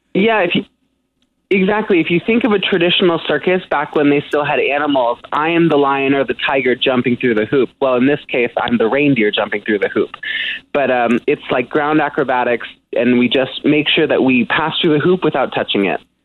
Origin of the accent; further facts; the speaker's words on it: San Francisco, California, United States; in San Francisco, my hometown